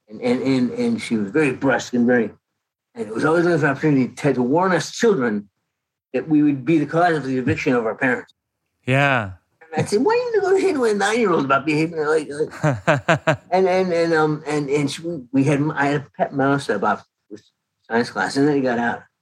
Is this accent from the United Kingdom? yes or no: no; Canada; now in United States; I came to Canada I came from Canada in 1979.